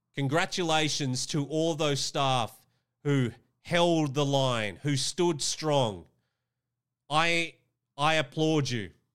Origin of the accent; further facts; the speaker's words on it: Australia; Queensland is a state here in my home country of Australia